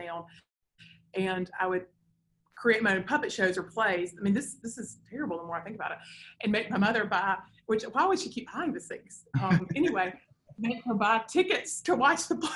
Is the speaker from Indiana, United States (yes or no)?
no; Decatur, Alabama, United States; I grew up here in Decatur.